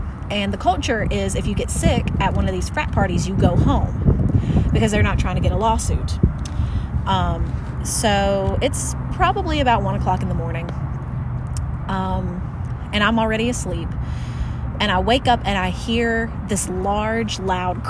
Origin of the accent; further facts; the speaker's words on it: the South, United States; raised in the South